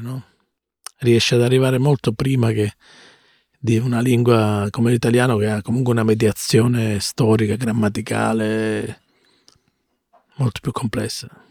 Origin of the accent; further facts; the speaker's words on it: Mirto, Calabria, Italy; accent: Calabrian; first language Calabrian; moved away; also born or lived in Bologna; io vengo da un paese che è molto vicino a Ciro, si chiama Mirto il mio paese